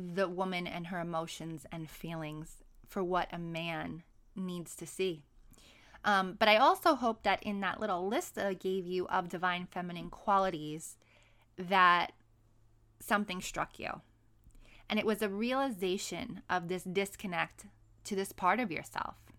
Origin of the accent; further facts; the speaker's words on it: New York City, New York, United States; moved away as an adult; now in San Diego, United States; born and raised in New York City